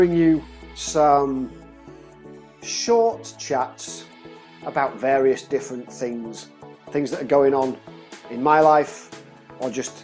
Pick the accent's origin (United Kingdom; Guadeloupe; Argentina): United Kingdom; moved away as an adult; now in Czech Republic; being British